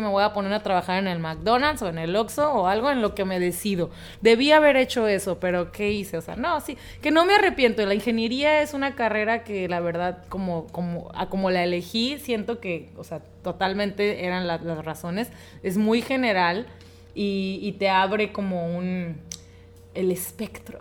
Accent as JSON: {"language": "Spanish", "town": "Los Mochis", "region": "Sinaloa", "country": "Mexico", "tie": "born or raised there", "also_born_or_lived": "Tijuana", "said": "nací en Los Mochis, Sinaloa, que es otro, eh, bueno, otro lugar de aquí de México"}